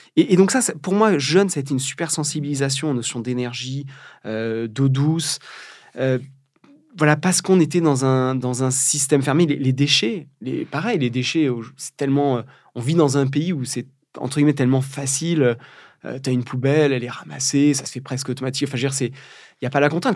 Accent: Charente, Nouvelle-Aquitaine, France; now in Brittany, France; je suis né au milieu des vignes charentaises. On fabrique du cognac

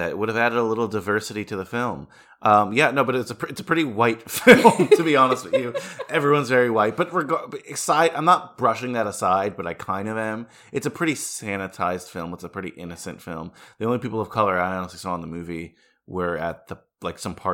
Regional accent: California, United States; I'm from California, bro. It's like, sorry.

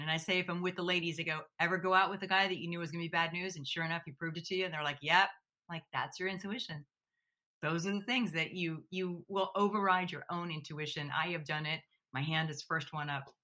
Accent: Pittsburgh, Pennsylvania, United States; moved away; also born or lived in New York City; Originally, I'm from Pittsburgh, Pennsylvania, which is very Midwestern.

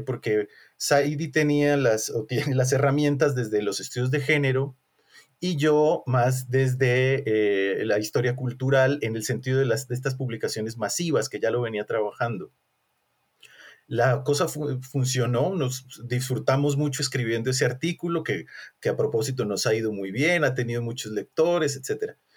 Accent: Colombia; moved away as an adult; now in Mexico; soy colombiano, somos compatriotas

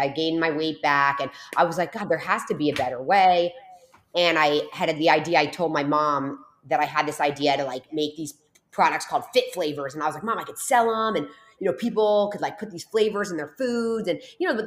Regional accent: New Jersey, United States; now in South Florida, United States; I'm born and raised in New Jersey. I'm down here in South Florida right now, but I'm from New Jersey

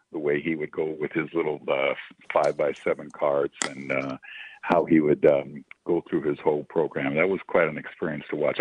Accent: Los Angeles, California, United States; I grew up here in Los Angeles

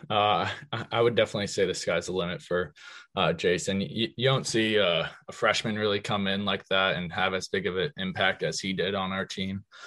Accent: Magnolia, United States; we're both from Magnolia

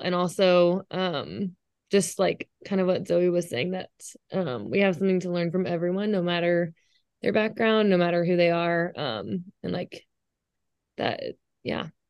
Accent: Dallas, Texas, United States; I'm from Dallas, Texas

